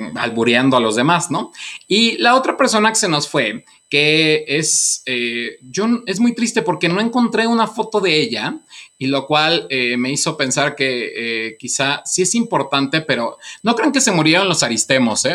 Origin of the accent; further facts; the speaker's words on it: Mexico; nosotros como mexicanos